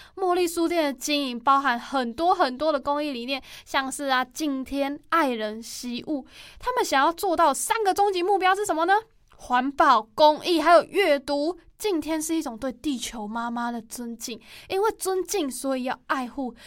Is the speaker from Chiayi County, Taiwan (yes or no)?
yes; Chiayi County, Taiwan; 嘉义县是那个台湾老年化最严重的城市啊，然后我又是那里出生的